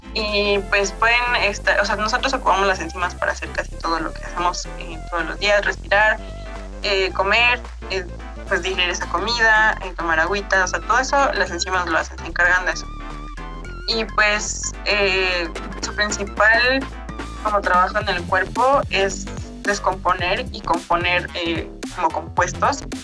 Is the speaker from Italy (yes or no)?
no; Mexico; nosotros como mexicanos